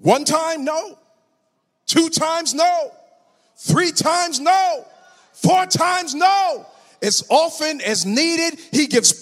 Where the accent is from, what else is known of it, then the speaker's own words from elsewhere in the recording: Tuskegee, Alabama, United States; I grew up in Tuskegee